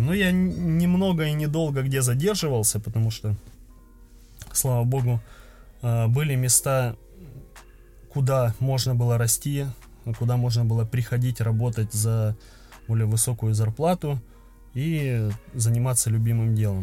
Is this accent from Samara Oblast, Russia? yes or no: no; Krasnodar, Krasnodar Krai, Russia; я из Краснодара